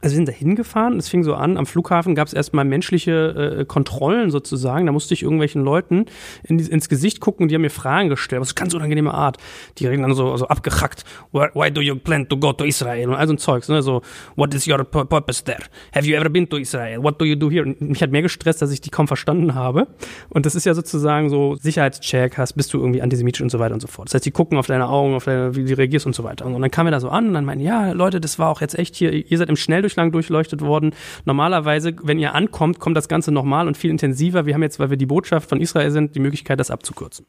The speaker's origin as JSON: {"language": "German", "region": "Berlin", "country": "Germany", "said": "ich komme aus Wimmersdorf. Das ist in Berlin"}